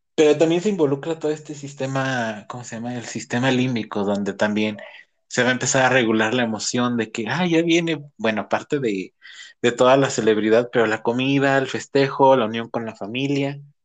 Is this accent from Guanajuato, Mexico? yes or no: yes; Celaya, Guanajuato, Mexico; soy de Cajetópolis.